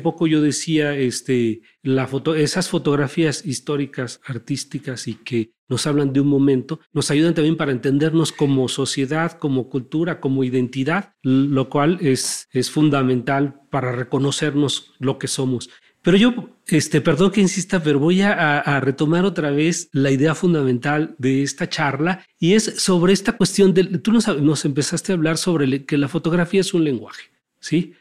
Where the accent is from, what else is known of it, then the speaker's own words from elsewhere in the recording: Mexico; para entendernos como, como mexicanos